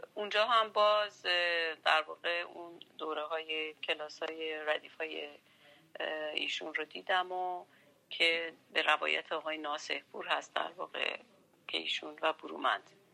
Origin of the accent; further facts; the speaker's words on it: Tehran, Tehran Province, Iran; من تهران زاده شدم